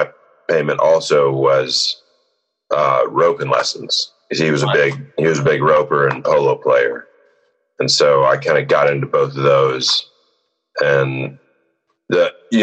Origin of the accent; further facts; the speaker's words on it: San Angelo, Texas, United States; I grew up in San Angelo, Texas